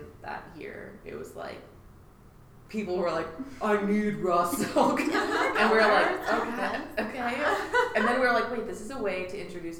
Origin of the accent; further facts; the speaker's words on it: Brentwood, Tennessee, United States; I grew up in Brentwood.